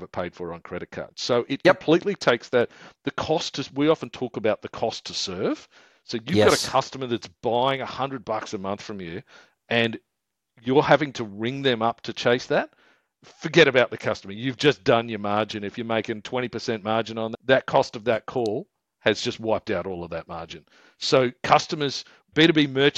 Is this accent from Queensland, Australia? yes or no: yes; Queensland, Australia; we're from Queensland